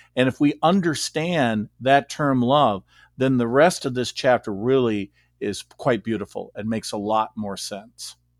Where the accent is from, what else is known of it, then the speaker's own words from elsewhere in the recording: Beloit, Wisconsin, United States; moved away as an adult; also born or lived in Rockford, Illinois / Saint Louis, Missouri / Scituate, Massachusetts; I grew up in Beloit, Wisconsin, and I lived here until nineteen eighty-seven.